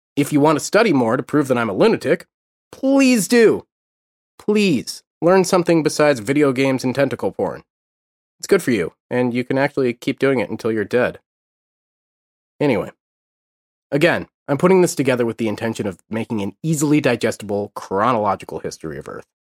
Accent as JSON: {"language": "English", "country": "United States", "said": "I'm an American, and like most Americans, I only speak English as of yet"}